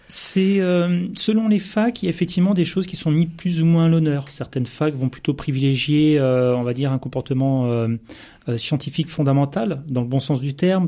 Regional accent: Seine-Saint-Denis, Île-de-France, France; je suis issu de la Seine-Saint-Denis

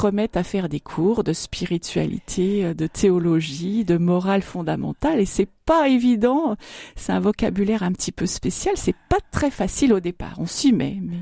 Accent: Marne, Grand Est, France; moved away as an adult; also born or lived in Montmirail / Soissons / Charleville-Mézières / Amiens; now in Châlons-en-Champagne, France; de la Marne. Je suis née à Montmirail, mais je suis euh, de, 20 km plus loin. Je suis de la région Grand Est et puis j'ai toujours, enfin je suis restée très longtemps dans la, dans la Marne

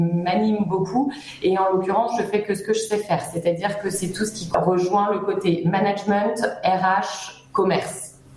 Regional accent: Brittany, France; moved away as an adult; also born or lived in Paris; now in Troyes, France; je suis bretonne d'origine

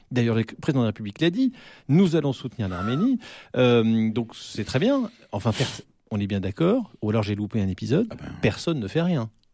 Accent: France; je suis un Français moyen

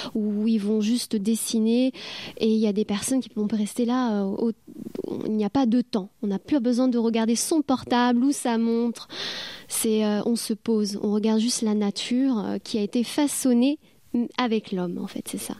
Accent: France; moved away as an adult; also born or lived in Japan / New Zealand; now in Caen, France; je suis française

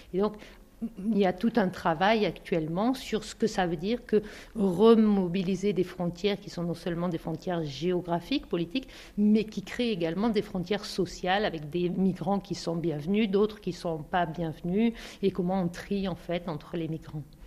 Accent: Bosnia & Herzegovina; French is a second language; moved away as an adult; je suis venue de Bosnie, je suis musulmane de Bosnie

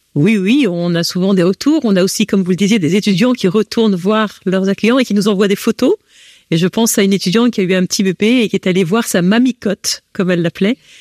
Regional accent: France; accent: French; moved away as an adult; now in Belgium; j'ai un accent français

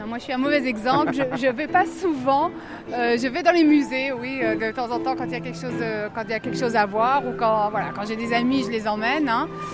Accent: Strasbourg, Grand Est, France; moved away as an adult; also born or lived in Metz, France; now in Jerusalem, Israel; je suis strasbourgeoise d'origine, ah. mais j'ai passé 8 ans à Metz. Avant d'arriver en Israël, je suis venue de Metz

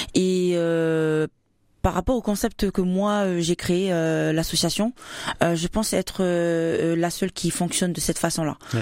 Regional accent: New Caledonia; moved away as an adult; also born or lived in Wallis and Futuna / Champagne, France; now in France; je suis née en Nouvelle-Calédonie et d'origine Wallis et Futuna

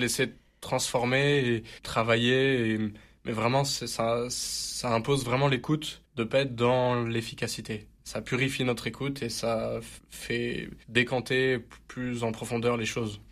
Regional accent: Marseille, Provence-Alpes-Côte d'Azur, France; je suis Marseillais, et c'est vrai que je suis très fier d'être Marseillais

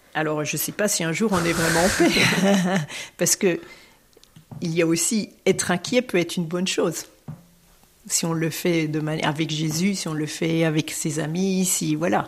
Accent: France; en tant que Français, en tant que citoyenne française

